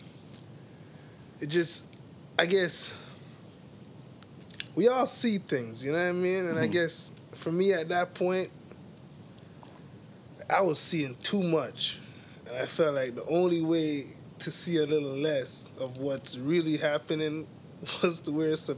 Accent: Toronto, Ontario, Canada; I grew up on Western Road in Eglinton

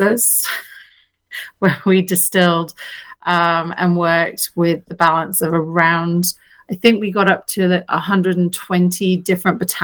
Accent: Plymouth, South West England, United Kingdom; moved away as an adult; now in Toronto, Canada; coming from the UK, I grew up in Plymouth

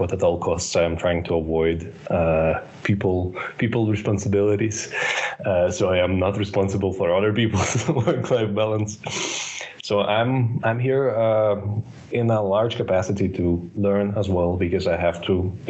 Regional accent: Ukraine; moved away as an adult; now in Copenhagen, Denmark; I'm a manager at Deloitte Copenhagen, based in Copenhagen. Originally, I'm from Ukraine, but I've been living in Denmark for the last 8 years.

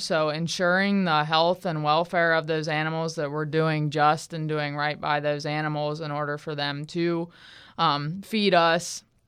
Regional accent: Southwest Pennsylvania, United States; moved away as an adult; also born or lived in Morgantown, West Virginia / Virginia; now in Florida, United States; I'm originally from Southwest Pennsylvania. Um, I grew up on a farm there

